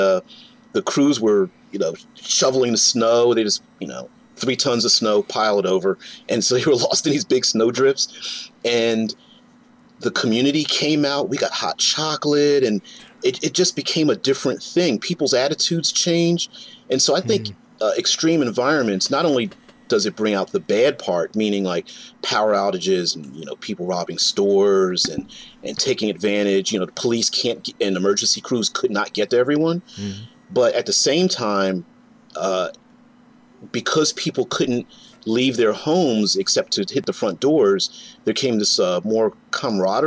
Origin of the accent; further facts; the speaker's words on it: Philadelphia, Pennsylvania, United States; also born or lived in central Ohio; now in Ohio, United States; I'm in Ohio now, central Ohio, but I grew up on the East Coast, Philadelphia, Pennsylvania